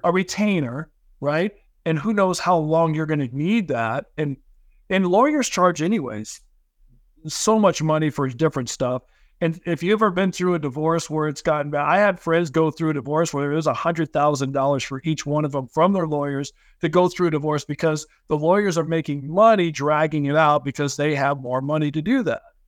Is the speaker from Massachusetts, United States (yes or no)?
no; Southern California, United States; also born or lived in Provo, Utah / Salt Lake City, Utah / St. George, Utah; I was born in Provo. I lived here for like six months and then my parents moved to Southern California